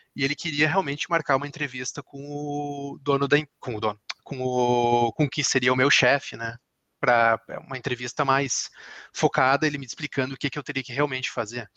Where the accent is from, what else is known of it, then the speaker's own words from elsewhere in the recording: Brazil; moved away; como a gente é brasileiro